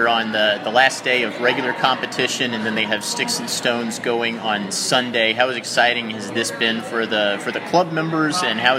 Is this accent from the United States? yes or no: yes; United States; I guess we'll start here in my home country. We'll start here in the U.S.